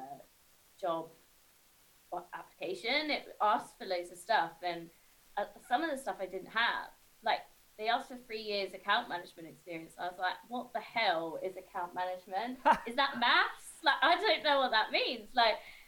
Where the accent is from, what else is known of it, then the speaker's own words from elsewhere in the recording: Isle of Wight, South East England, United Kingdom; moved away; I grew up on the Isle of Wight, and very small, towny kind of retirement